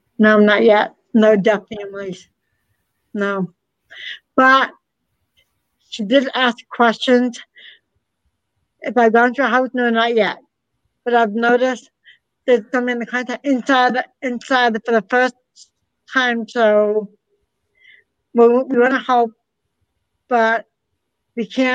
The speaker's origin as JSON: {"language": "English", "region": "Massachusetts", "country": "United States", "said": "all four of us are from Massachusetts"}